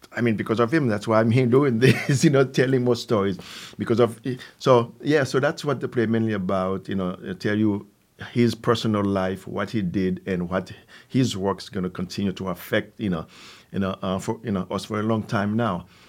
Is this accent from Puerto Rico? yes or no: no; Haiti; English is a second language; also born or lived in New York City, United States; now in Capital Region, New York, United States; Originally, I'm from Haiti